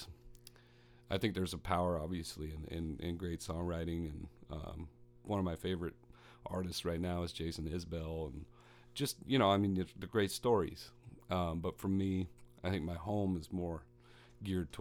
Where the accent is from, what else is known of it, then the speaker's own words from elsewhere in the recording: Midwest, United States; I'm from the Midwest, where I've had a number of influences.